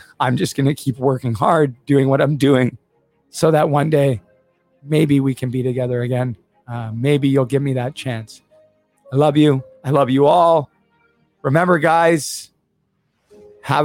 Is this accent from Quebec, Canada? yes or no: no; Vancouver, British Columbia, Canada; now in South Dundas, Canada; growing up in Vancouver